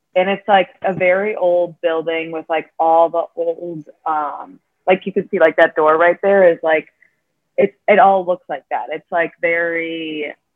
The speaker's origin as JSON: {"language": "English", "region": "Illinois", "country": "United States", "tie": "born or raised there", "lives_now": "Chicago, United States", "said": "I've been from, you know, Illinois my whole life, but I've always lived in the suburbs."}